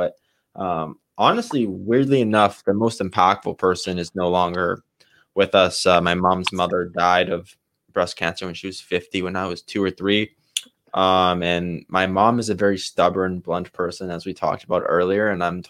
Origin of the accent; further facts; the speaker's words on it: Canada; sometimes when I'm over in a different country, I always say I'm Canadian. And then if someone says they like Americans, I'm like, oh yeah. I'm American too.